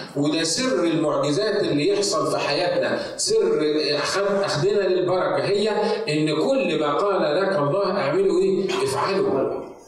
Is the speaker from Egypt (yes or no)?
yes; Egypt; moved away as an adult; now in United States; تعالى من مصر انا بتكلم عن نفسي تعالى من مصر عشان استخدمك في امريكا